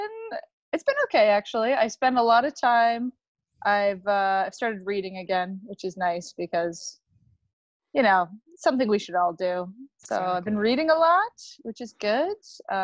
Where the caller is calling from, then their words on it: Kingston, Ontario, Canada; Tonight, I'm in a nice, steamy, hot apartment in Kingston, Ontario.